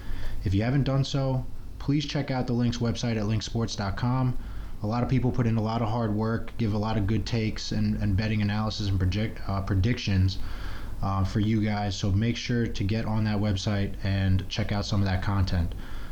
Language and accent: English; Long Island, New York, United States; I am from New York as well. We actually grew up together here on Long Island. That's where we're recording from.